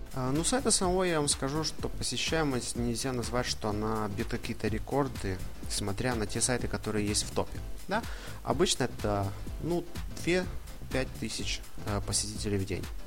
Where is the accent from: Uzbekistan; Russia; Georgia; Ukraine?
Ukraine; Ivano-Frankivsk, Ivano-Frankivsk Oblast; moved away as an adult; now in Rome, Italy; я родом, да, из Ивано-Франковска, но живу и учусь в Италии